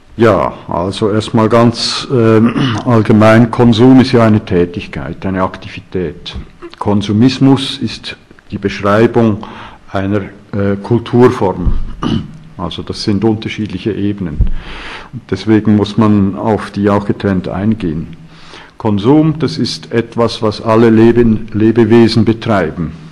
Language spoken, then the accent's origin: German; Switzerland; bei uns in der Schweiz